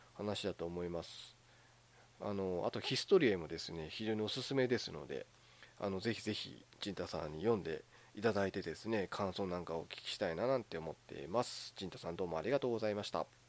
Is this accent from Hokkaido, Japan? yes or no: yes; Hokkaido, Japan; moved away; 私もあの北海道出身 で、まあ、今はちょっと違うとこ住んでますけど、まあ、出身北海道ですから